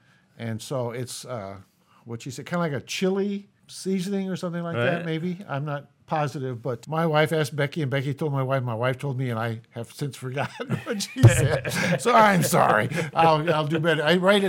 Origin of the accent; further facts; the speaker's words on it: Jesup, Iowa, United States; I'm from Jesup, Iowa